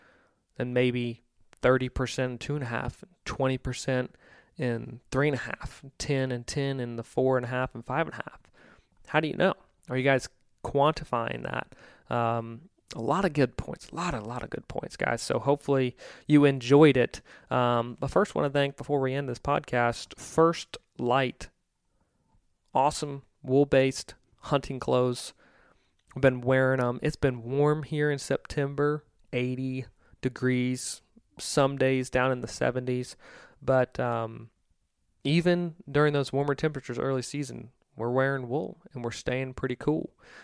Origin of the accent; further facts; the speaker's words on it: Mid-Atlantic, United States; I'm from the Mid-Atlantic originally